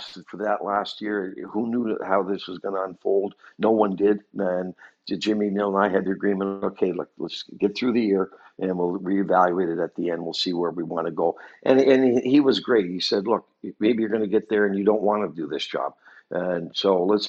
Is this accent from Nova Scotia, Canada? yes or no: yes; Halifax, Nova Scotia, Canada; born or raised there; also born or lived in Moncton, New Brunswick